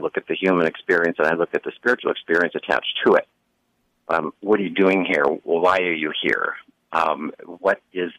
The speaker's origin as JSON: {"language": "English", "town": "Buffalo", "region": "New York", "country": "United States", "tie": "born or raised there", "said": "I grew up in Buffalo, New York"}